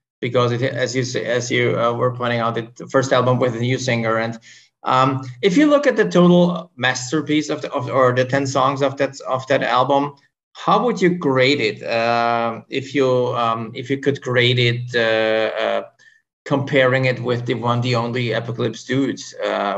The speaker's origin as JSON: {"language": "English", "country": "Austria", "said": "my home country of Austria"}